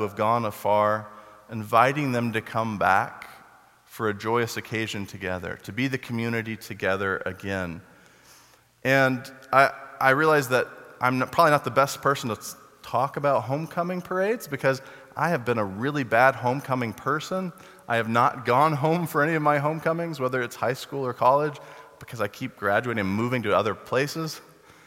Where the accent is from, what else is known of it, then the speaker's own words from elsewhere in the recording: Texas, United States; I grew up in Texas